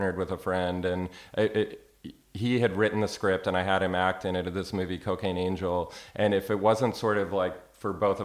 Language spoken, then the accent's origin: English; Maryland, United States; moved away as an adult; also born or lived in New York; now in Austin, United States; I went to college for a year in Florida. I'm from Maryland.